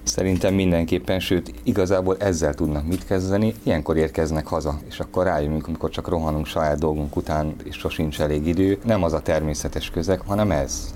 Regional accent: Pécs, Baranya, Hungary; Pécsi vagyok

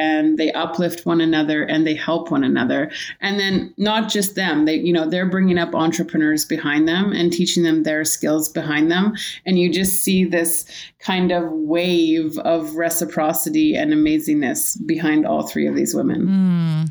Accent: Kitselas First Nation, Northern British Columbia, Canada; now in New Westminster, Canada; from the Kits and Calum First Nation in Northern British Columbia. I currently live in New West

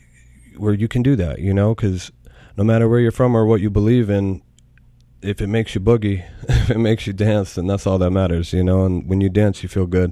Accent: United States; I'm American. I grew up in the cities

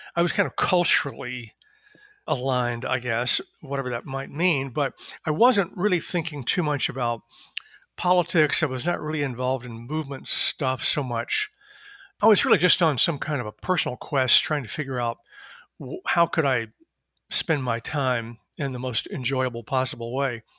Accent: East Texas, United States; moved away as an adult; also born or lived in Berkeley, California / Chicago; now in Washington, D.C., United States; I am originally a Southerner of a certain sort. I was born in East Texas and went to U T Austin

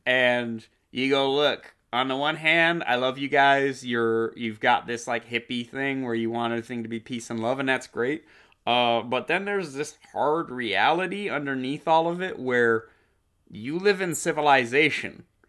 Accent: Coeur d'Alene, Idaho, United States; Jerry and I fucking growing up, we grew up in Coeur d'Alene, Idaho

